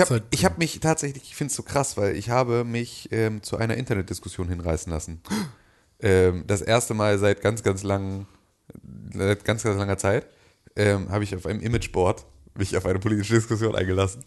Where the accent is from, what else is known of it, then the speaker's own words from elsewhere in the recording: Germany; als Deutscher